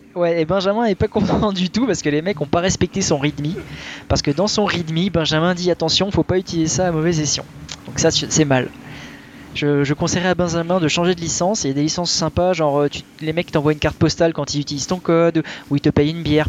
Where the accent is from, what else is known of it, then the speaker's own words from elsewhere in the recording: France; chez nous en France